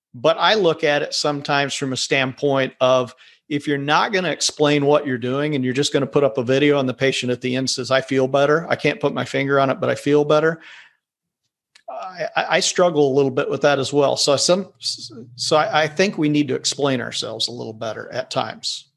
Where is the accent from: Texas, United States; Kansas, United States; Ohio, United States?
Kansas, United States; I'm from Kansas.